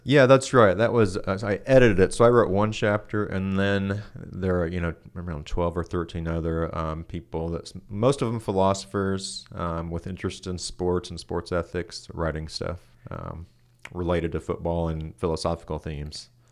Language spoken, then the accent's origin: English; Kansas City, Kansas, United States; moved away as an adult; also born or lived in Boulder, Colorado; now in Richmond, Kentucky, United States; I uh, grew up in Kansas City on the Kansas side uh, of town. Um, so yeah, my whole life grew up there